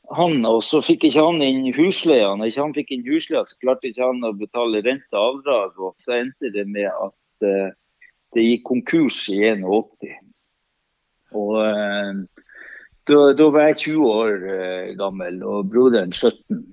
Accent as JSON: {"language": "Norwegian", "area": "Andøya", "region": "Nordland", "country": "Norway", "tie": "born or raised there", "also_born_or_lived": "United States", "moved": "as an adult", "lives_now": "Oslo, Norway", "said": "er oppveksten som sagt fra Andøya"}